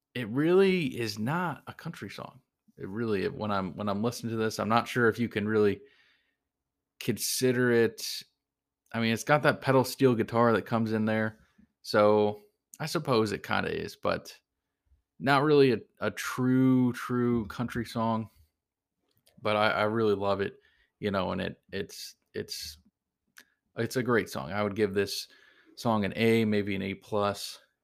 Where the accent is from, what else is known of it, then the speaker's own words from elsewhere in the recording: Cleveland, Ohio, United States; My, my hometown, Cleveland